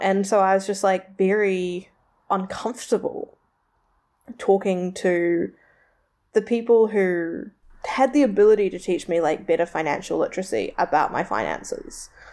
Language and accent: English; Tauranga, Bay of Plenty, New Zealand; it's where I'm from, it's the largest port around, like, it does good, it creates a lot of jobs, my hometown